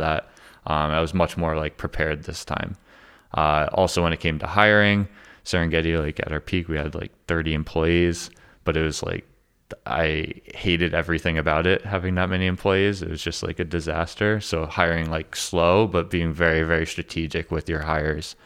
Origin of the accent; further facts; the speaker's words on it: Connecticut, United States; moved away; I'm from Connecticut